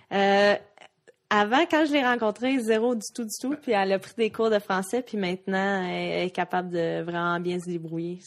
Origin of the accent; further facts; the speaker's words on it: Quebec, Canada; rester au Canada, jouer pour mon pays, jouer pour ma province, ici au Québec